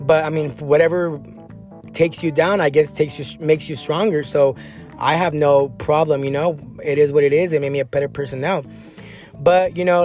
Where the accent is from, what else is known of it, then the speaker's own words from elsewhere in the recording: San Diego County area, California, United States; I grew up in like in the areas of, you know, Escondido or, you know, Vista, Oceanside